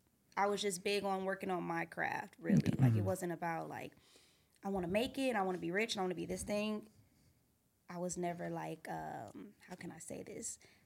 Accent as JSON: {"language": "English", "town": "Redondo Beach", "region": "California", "country": "United States", "tie": "born or raised there", "also_born_or_lived": "Duarte, California", "said": "I was born out there, and then when I was about like 5, I moved out here. And I grew up in this neighborhood, Redondo, where I stay now."}